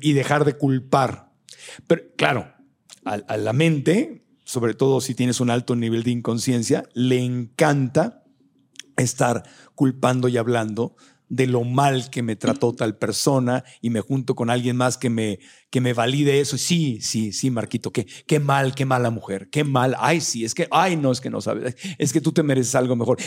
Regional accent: Mexico

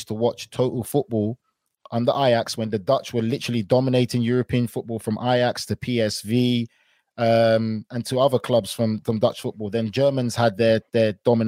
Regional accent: England, United Kingdom; I grew up in England. I played football most of my career pretty much in England

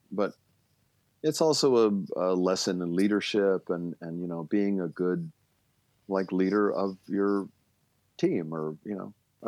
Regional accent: Baltimore, Maryland, United States; moved away; I grew up in Baltimore, which is not horse country

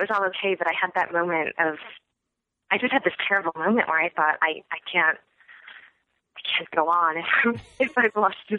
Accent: Michigan, United States; also born or lived in Evanston, United States / New York, United States / New Jersey, United States; so I was born in Evanston, where my dad was a graduate student at Northwestern, and then we moved to upstate New York, and then we moved to New Jersey, and then we moved to Michigan.

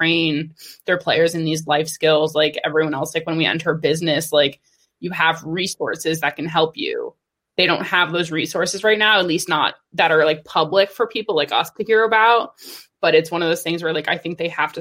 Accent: New York City, New York, United States; I'm a New Yorker.

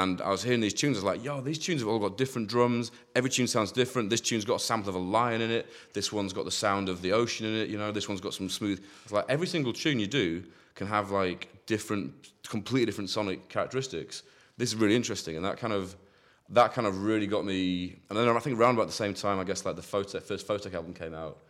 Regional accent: near Hull, Yorkshire and the Humber, United Kingdom; moved away as an adult; also born or lived in Manchester; now in Bristol, United Kingdom; I grew up near Hull in East Yorkshire

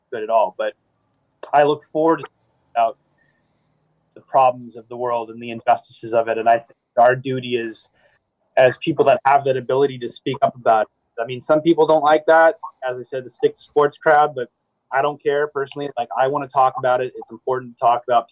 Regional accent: Vancouver, British Columbia, Canada; I'm born and raised in Vancouver, but my family's all American

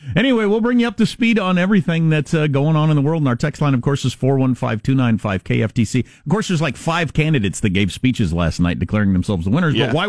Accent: South Dakota, United States; born there; South Dakota is my home state. I claim six different states as my home state, but I was actually born in South Dakota.

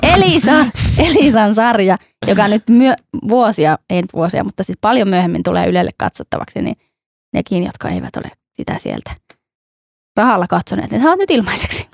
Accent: North Ostrobothnia, Finland; minun ja Ilmon kotikonnuilla, eli tuolla Pohjois-Pohjanmaalla

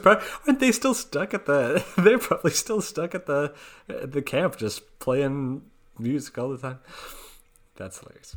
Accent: Oregon, United States; that's my my home state

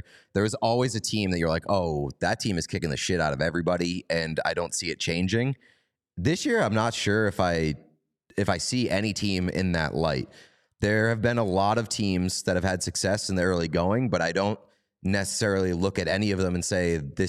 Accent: Canada; That game said to me, we're Canadian. We don't give a fuck about U.S. Thanksgiving. It means nothing to us.

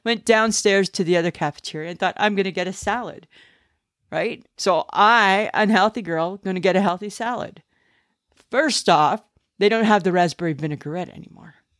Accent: Ontario, Canada; moved away; I'm from Ontario

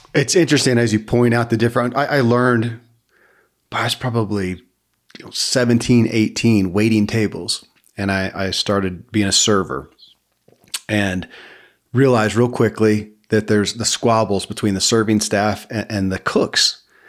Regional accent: Kentucky, United States; born or raised there

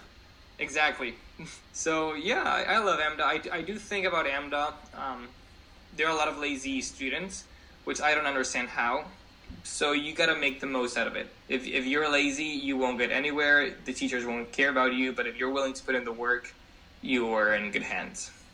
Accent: Spain; English is a second language; moved away as an adult; now in New York City, United States; I was born and raised in Spain

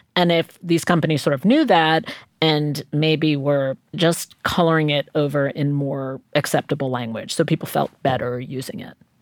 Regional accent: New York City, New York, United States; I grew up in Queens

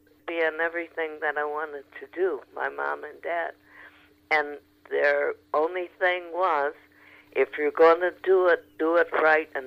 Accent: Chicago, Illinois, United States; moved away as an adult; now in Los Angeles, United States; Chicago, like I said, is my hometown.

